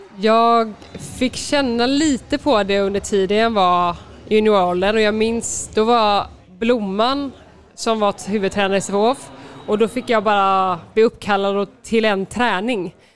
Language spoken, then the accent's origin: Swedish; Partille, Västra Götaland, Sweden; moved away as an adult; also born or lived in Gothenburg / France; jag är född i Göteborg, på Östra sjukhuset, mm. Eh, uppvuxen i Partille